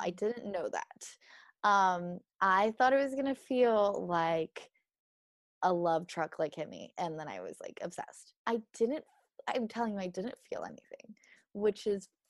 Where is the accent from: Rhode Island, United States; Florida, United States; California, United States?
Florida, United States; moved away as an adult; now in Sweden; But both my parents are Swedish. But I was born and raised in Florida